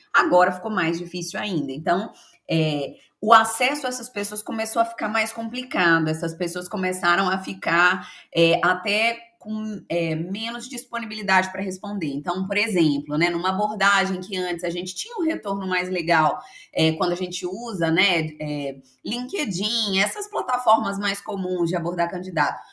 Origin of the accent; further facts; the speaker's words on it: Belo Horizonte, Minas Gerais, Brazil; eu sou de Belo Horizonte, sou mineira de BH